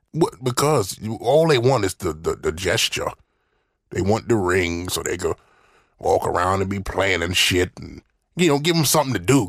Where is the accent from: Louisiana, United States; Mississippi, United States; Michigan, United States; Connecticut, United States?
Mississippi, United States; I'm from the South